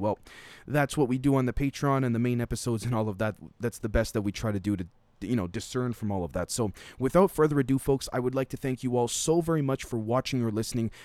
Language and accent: English; Canada; a Canadian